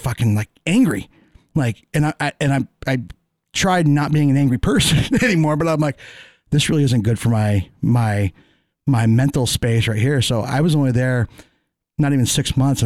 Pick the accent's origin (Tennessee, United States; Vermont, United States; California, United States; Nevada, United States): Vermont, United States; Northeast Kingdom; I grew up in Northeast Kingdom. I wanted to get out of Vermont in the worst fucking way.